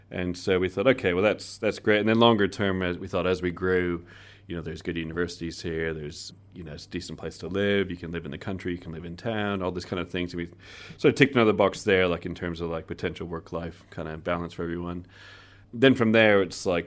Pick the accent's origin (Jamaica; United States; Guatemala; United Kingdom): Guatemala; born there; I was born in Guatemala, but my father's Chilean, oh. and then my mum was from US.